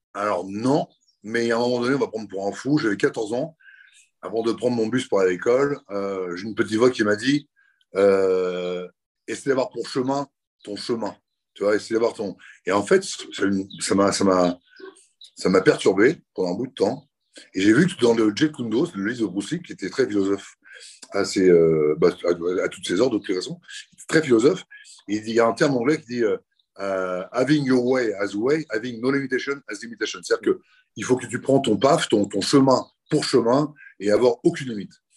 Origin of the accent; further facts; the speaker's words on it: Le Havre, Normandy, France; je suis né au Havre